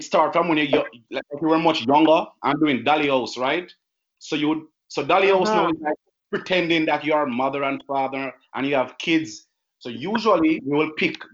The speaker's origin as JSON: {"language": "English", "country": "Jamaica"}